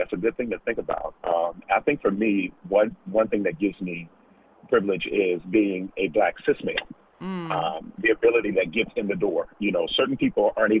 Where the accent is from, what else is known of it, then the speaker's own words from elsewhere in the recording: Stafford County, Virginia, United States; when I was growing up in Stafford County Public Schools, the first Black teacher I saw was in fourth grade.